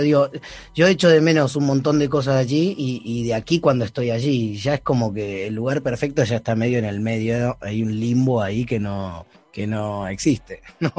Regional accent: Argentina; moved away as an adult; now in Barcelona, Spain; yo me fui muy chico de Argentina cuando yo tenía 18 años, en el año 2002, me vine aquí solo

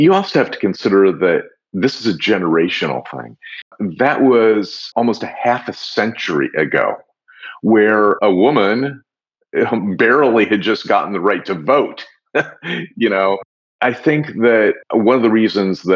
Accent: Des Moines, Iowa, United States; moved away; I grew up in Des Moines, Iowa

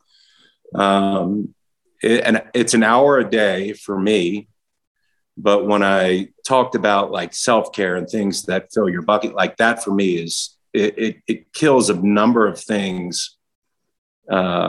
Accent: Baltimore, Maryland, United States; a young, scrawny kid growing up in Baltimore

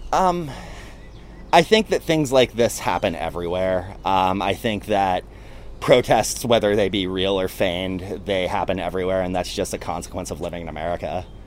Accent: Pittsburgh, Pennsylvania, United States; I'm from Pittsburgh

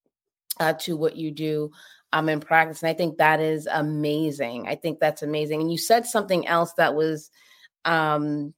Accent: Boston, Massachusetts, United States; I grew up in Boston, inner city

